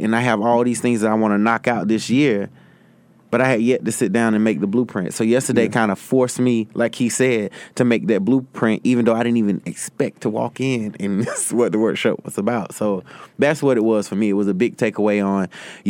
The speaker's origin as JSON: {"language": "English", "town": "Greer", "region": "South Carolina", "country": "United States", "tie": "born or raised there", "moved": "yes", "lives_now": "New York, United States", "said": "I did my first event in my hometown of Greer, South Carolina"}